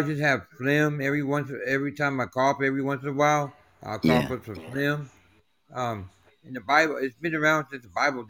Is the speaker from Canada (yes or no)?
no; Taiwan; now in Arizona, United States; I'm from Taiwan, but I live in the States. Oh. I live in the Arizona desert.